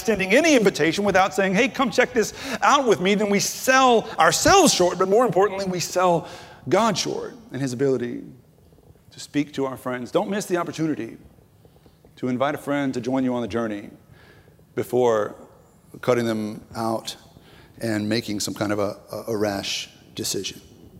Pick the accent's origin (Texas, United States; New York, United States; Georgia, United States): Texas, United States; Red Lick; I was raised in East Texas. Some of you might know this, the Sticks of Northeast Texas. I'm from a town called Red Lick, Texas.